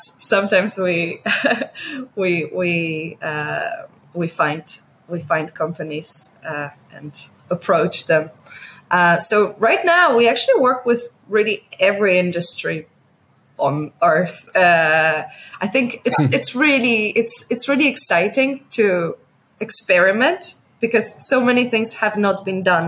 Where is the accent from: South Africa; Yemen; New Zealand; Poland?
Poland; also born or lived in New York / Netherlands; now in Hong Kong; I come from Poland, but I lived in New York. I lived a little bit in the Netherlands before moving to Hong Kong.